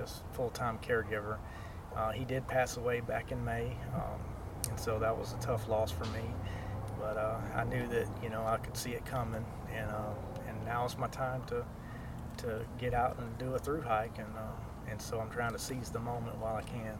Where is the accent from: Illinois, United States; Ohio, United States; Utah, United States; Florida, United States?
Florida, United States; this is my home state. I love Florida. Grew up here